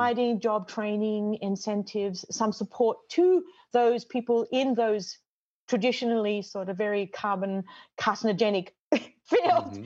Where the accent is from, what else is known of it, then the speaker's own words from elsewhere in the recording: Australia; moved away as an adult; also born or lived in Michigan / Bolivia; now in Connecticut, United States; I'm Australian